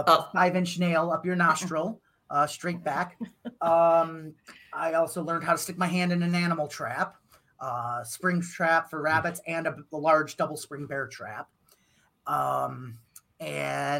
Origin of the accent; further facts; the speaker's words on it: Crystal Lake, Illinois, United States; She's also from my hometown as well. So Crystal Lake